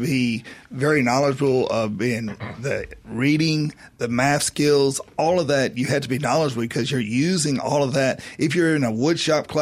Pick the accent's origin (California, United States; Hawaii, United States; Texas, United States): Texas, United States; Dallas; now in Mississippi, United States; I'm from Dallas